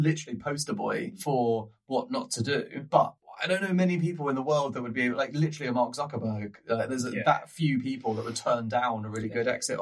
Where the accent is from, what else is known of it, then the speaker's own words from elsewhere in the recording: England, United Kingdom; as an English person with a sense of humor